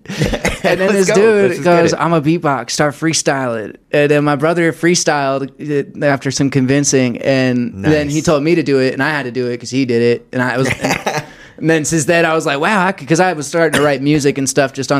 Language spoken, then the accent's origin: English; Colorado, United States; also born or lived in Blue Springs, Missouri; I moved to Colorado. So I grew up here